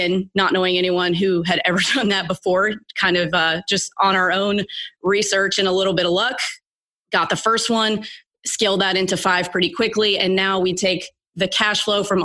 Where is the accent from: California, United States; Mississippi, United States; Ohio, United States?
Mississippi, United States; moved away as an adult; also born or lived in Texas / Los Angeles / New York; now in Nashville, United States; I grew up in Mississippi